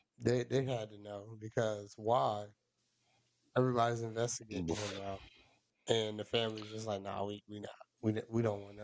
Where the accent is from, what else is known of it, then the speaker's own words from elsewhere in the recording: Australia; I'm from Australia. I didn't know.